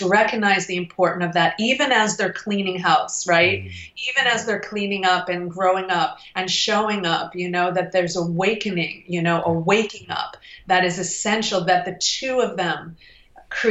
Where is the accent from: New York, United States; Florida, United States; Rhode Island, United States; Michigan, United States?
Michigan, United States; Detroit; I was from Detroit